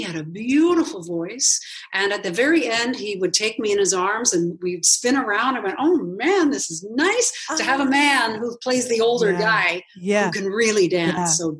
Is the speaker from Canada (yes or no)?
yes; Canada; we call it One Piano, Two Canadians.